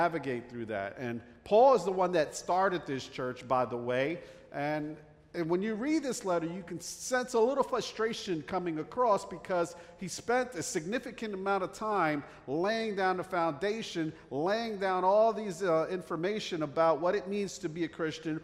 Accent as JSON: {"language": "English", "region": "New Jersey", "country": "United States", "tie": "born or raised there", "accent": "Jersey", "moved": "yes", "said": "I grew up in the North Jersey area, right outside New York City. That's why I have this Jersey accent"}